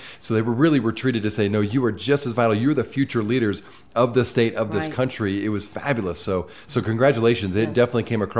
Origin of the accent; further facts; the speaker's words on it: Midwest, United States; now in Utah, United States; I grew up in the Midwest